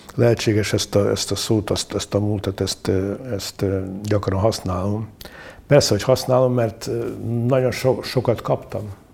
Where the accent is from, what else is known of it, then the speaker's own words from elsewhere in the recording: Mukachevo, Zakarpattia Oblast, Ukraine; moved away as an adult; also born or lived in Uzhhorod; now in Budapest, Hungary; itt születtem, itt, itt éltem 29, 29 évet.